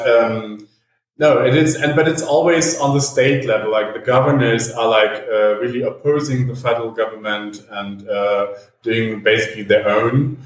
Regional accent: Berlin, Germany; moved away as an adult; now in São Paulo, Brazil; I'm from Berlin

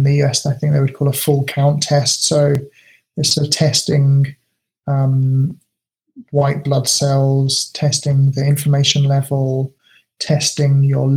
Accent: United Kingdom; now in Japan; being British

